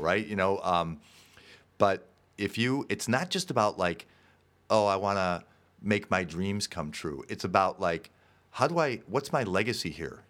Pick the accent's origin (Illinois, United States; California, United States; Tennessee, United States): Illinois, United States; Park Ridge; I grew up in Park Ridge, Illinois here